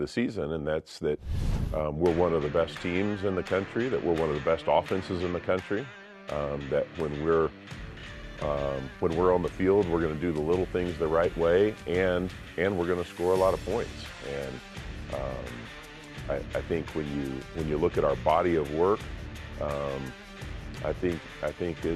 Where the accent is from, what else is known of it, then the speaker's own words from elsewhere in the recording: Texas, United States; also born or lived in El Paso, Texas; I'm from Texas and spent several years in El Paso